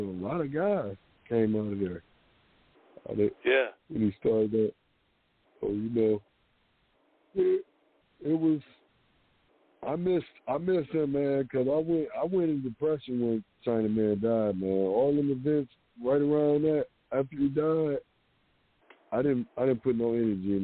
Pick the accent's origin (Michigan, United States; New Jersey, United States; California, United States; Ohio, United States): Michigan, United States; Detroit; Coming up in Detroit, you know, I was born in Southwest Detroit